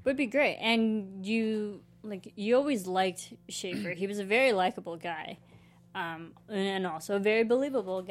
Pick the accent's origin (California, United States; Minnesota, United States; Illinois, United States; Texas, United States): Illinois, United States; now in Los Angeles, United States; I grew up in country-esque Illinois.